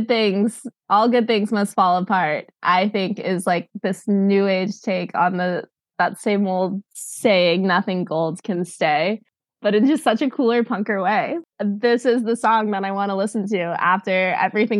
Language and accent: English; United States; moved away as an adult; I am living in a whole other country, I feel American all of the time